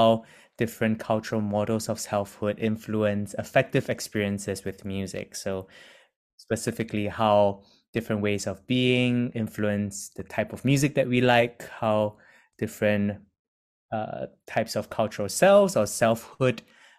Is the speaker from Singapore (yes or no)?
yes; Singapore; moved away as an adult; now in United Kingdom; being ethnically Chinese, born and raised in Singapore, I've moved to the UK